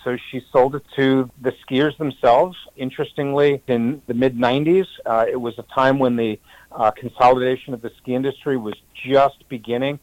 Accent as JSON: {"language": "English", "region": "New Jersey", "country": "United States", "tie": "born or raised there", "moved": "yes", "lives_now": "Waitsfield, United States", "said": "I've been skiing since I was two years old, growing up in New Jersey"}